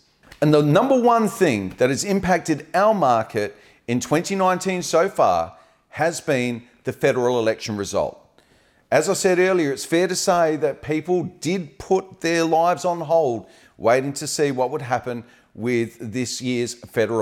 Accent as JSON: {"language": "English", "country": "Australia", "lives_now": "Adelaide, Australia"}